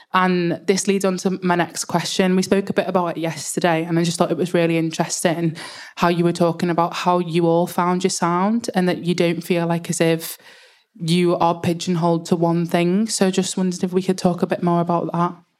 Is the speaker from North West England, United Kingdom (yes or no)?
yes; Liverpool, North West England, United Kingdom; I am from Liverpool, so if the accent's a bit hard to understand, just tell me to slow down